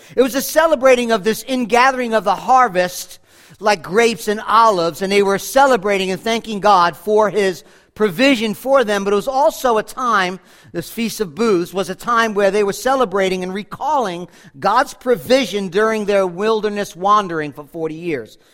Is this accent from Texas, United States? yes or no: no; Rockland County, New York, United States; growing up in Rockland County